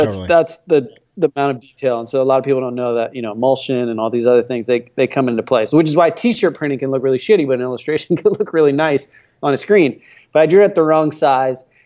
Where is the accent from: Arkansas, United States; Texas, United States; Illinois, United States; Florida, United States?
Florida, United States; now in California, United States; I live in California, but I grew up in Florida